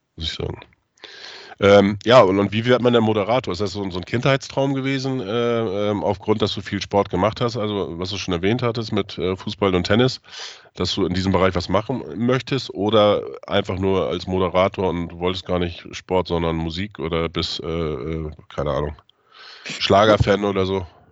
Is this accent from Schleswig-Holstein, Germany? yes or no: yes; Neustadt in Holstein, Schleswig-Holstein, Germany; moved away; Meine Geburtsstadt ist Neustadt in Holstein.